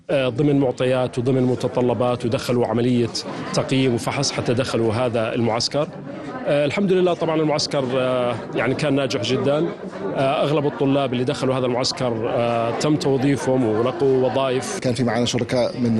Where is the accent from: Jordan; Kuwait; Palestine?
Palestine; now in Lebanon; وبالاخص احنا فلسطينيين بالذات عارف عن فرص العمل محدده وقليله جدا بالنسبه للدوله اللبنانيه